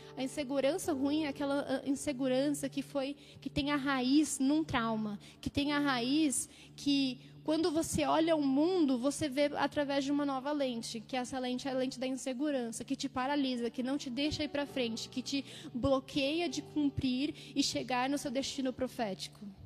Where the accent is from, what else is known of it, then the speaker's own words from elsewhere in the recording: Jales, São Paulo, Brazil; moved away as an adult; now in São Paulo, Brazil; eu cresci é, em São Paulo até meus sete anos, depois eu mudei para o interior e fiquei lá até meus 18 anos